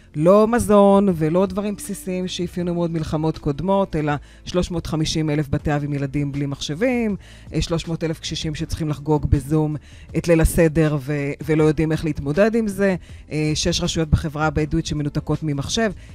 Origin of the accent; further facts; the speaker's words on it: Acre, Northern District, Israel; now in Haifa, Israel; ואני גדלתי בעכו